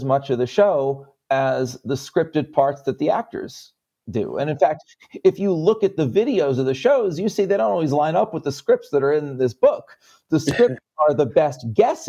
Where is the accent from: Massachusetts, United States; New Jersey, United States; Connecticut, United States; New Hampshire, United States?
Connecticut, United States; also born or lived in New York; I'm a Jew from Connecticut with New York roots